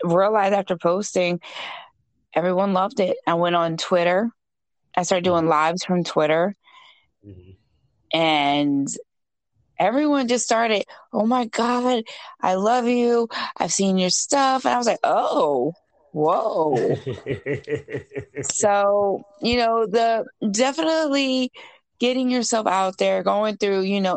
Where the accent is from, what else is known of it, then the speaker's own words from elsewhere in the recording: Maryland, United States; I am from Maryland, born and raised